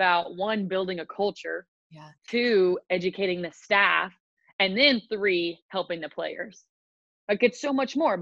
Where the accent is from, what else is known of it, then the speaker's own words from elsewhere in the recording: Nashville, Tennessee, United States; moved away as an adult; also born or lived in New York; I am born and raised in Nashville, Tennessee